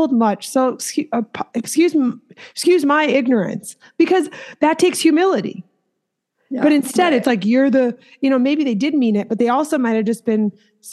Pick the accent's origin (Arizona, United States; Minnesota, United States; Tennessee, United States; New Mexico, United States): Minnesota, United States; that's where I'm from.